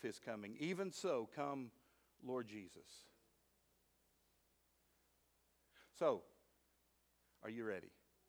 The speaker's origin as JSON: {"language": "English", "town": "Midland", "region": "Texas", "country": "United States", "tie": "born or raised there", "also_born_or_lived": "Fort Smith, Arkansas", "moved": "yes", "said": "I grew up out in Midland, Texas."}